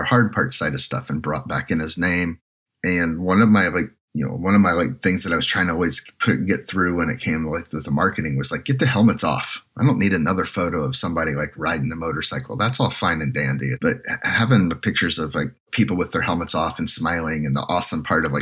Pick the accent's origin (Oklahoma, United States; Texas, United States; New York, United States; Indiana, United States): Indiana, United States; moved away as an adult; also born or lived in California; we're both Midwest guys. And growing up in Indiana